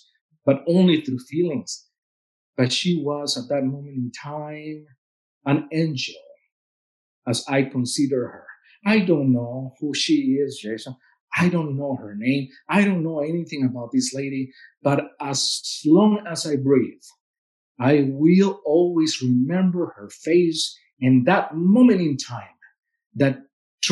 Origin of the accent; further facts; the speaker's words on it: Veracruz, Mexico; English is a second language; moved away as an adult; now in Lincoln, United States; my hometown of Veracruz